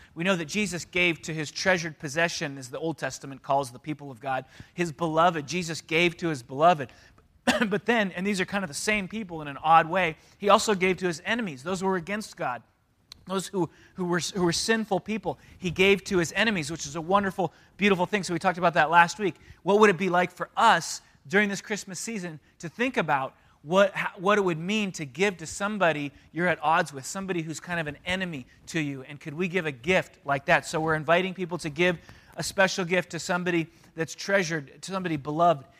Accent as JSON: {"language": "English", "town": "San Diego", "region": "California", "country": "United States", "tie": "born or raised there", "also_born_or_lived": "Canada", "said": "I was one when my parents moved to San Diego"}